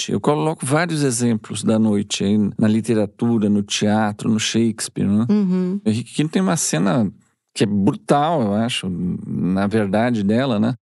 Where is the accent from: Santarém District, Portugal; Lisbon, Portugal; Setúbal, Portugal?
Lisbon, Portugal; Tem um, um, um, compositor lá da minha terra, em Lisboa, que é um, todo mundo que é da minha geração, até hoje, né?